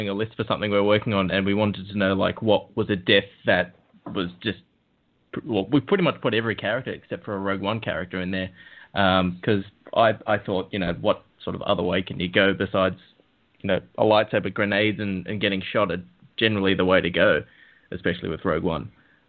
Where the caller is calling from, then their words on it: Melbourne, Victoria, Australia; Hi, mate. This is … from Melbourne.